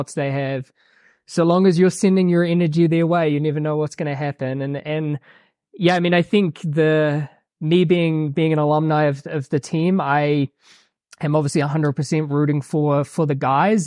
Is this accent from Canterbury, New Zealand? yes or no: no; New Plymouth, Taranaki, New Zealand; moved away as an adult; now in Flagstaff, United States; I grew up in New Zealand, small town called New Plymouth